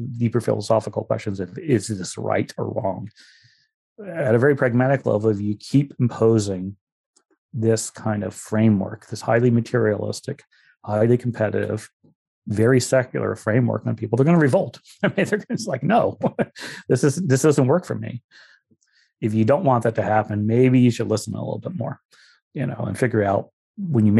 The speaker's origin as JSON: {"language": "English", "area": "East Pasco County", "region": "Florida", "country": "United States", "tie": "born or raised there", "moved": "yes", "said": "as a small kid, I was raised around East Pasco County Democratic Club meetings"}